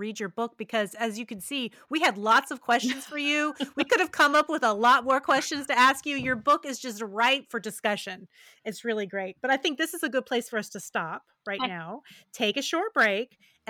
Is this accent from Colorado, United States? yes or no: no; West Virginia, United States; Well, you know, as I said before, I grew up in West Virginia, and there are many things that I am nostalgic about.